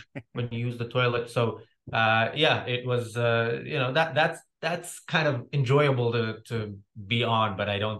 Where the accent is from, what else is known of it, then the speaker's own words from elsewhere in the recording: Israel; moved away; also born or lived in United States; I'm from Israel. I can watch the news from Israel, and it's a topic that I'm already knowledgeable about just because I grew up in it.